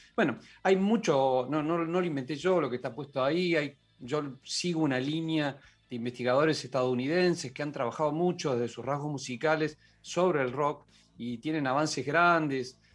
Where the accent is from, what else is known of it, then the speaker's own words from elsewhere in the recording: Córdoba, Argentina; yo soy cordobés